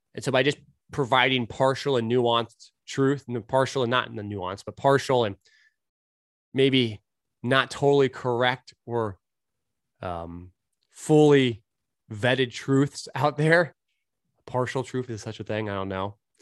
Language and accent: English; California, United States; moved away; also born or lived in Portland, Oregon; I grew up in California